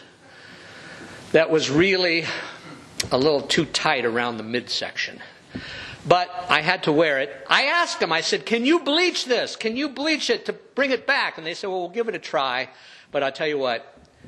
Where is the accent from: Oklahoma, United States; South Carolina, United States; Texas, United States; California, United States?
California, United States; growing up in California